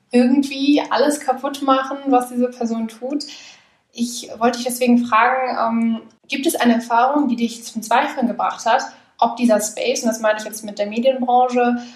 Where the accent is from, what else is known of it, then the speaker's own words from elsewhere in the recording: North Rhine-Westphalia, Germany; now in Vienna, Austria; Also ich komme ja aus dem Ruhrgebiet, deswegen irgendwie gehört Kopftuch schon dazu